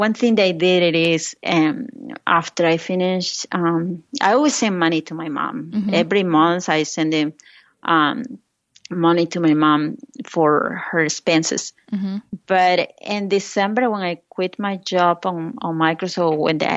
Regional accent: Lima, Peru; English is a second language; moved away as an adult; now in United States; when I was growing up in Lima, Peru

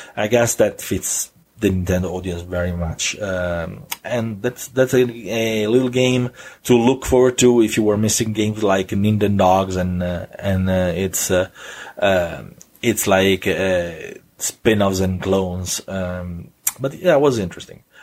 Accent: Italy; accent: Italian; my silly Italian accent

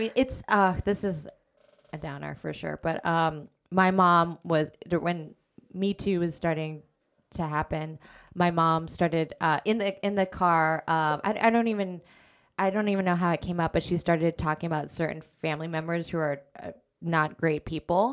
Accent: Anchorage, Alaska, United States; moved away as an adult; also born or lived in California / New York; now in Brooklyn, United States; I grew up in Anchorage, Alaska

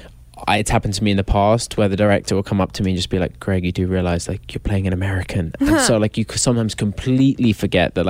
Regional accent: England, United Kingdom; An English lax bro

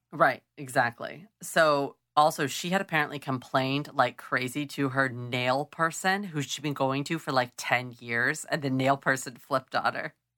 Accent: Clovis, California, United States; I grew up near Clovis

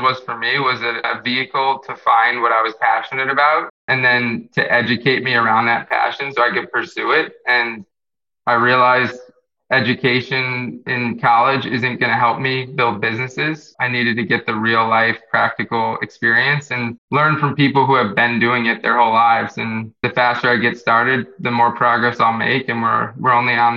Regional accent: Jupiter, Florida, United States; also born or lived in Queens, New York / Tampa, Florida; Growing up in Florida, on the East Coast in Jupiter

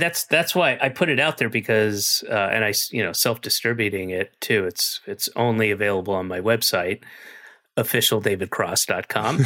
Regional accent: Georgia, United States; moved away; I'm from Georgia. My family, uh, with the exception of one sister, everybody else is still in Georgia

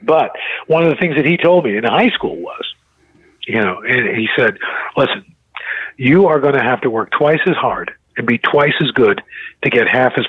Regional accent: New York City, New York, United States; growing up in New York City, you know, when I was a kid

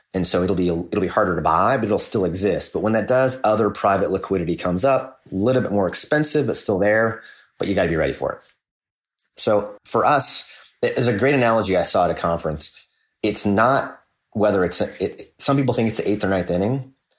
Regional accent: Kansas City, United States; I grew up in Kansas City.

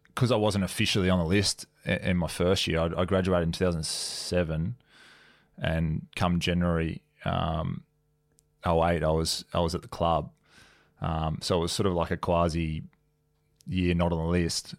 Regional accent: Sunshine Coast, Queensland, Australia; moved away; I was from Sunny Coast

